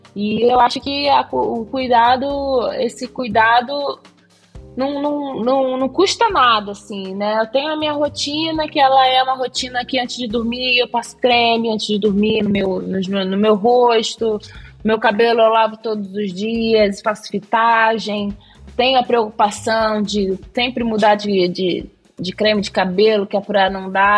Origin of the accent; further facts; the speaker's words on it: Rio de Janeiro, Brazil; also born or lived in Méier, Rio de Janeiro; Minha primeira infância foi na Tijuca